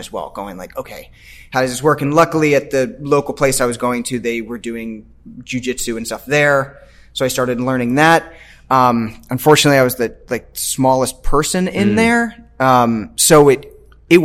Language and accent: English; Washington, District of Columbia, United States; moved away as an adult; also born or lived in Chicago; now in Los Angeles, United States; I grew up in DC.